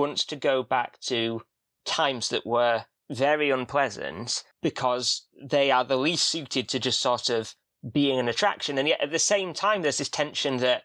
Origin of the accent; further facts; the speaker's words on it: Yorkshire and the Humber, United Kingdom; I'm from Yorkshire